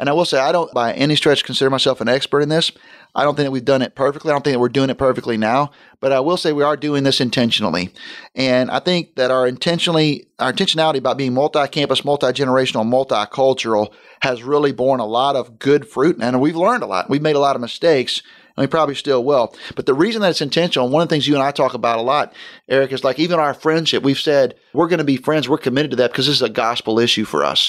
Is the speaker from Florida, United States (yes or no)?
yes; Florida, United States; my wife and I grew up in Florida.